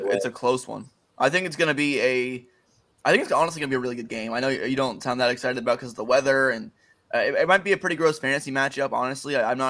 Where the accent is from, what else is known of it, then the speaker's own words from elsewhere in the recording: Cincinnati, Ohio, United States; I'm from Cincinnati.